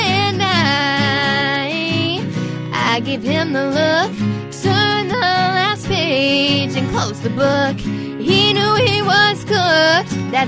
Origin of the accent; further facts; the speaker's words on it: Virginia, United States; I shot it in my hometown in Virginia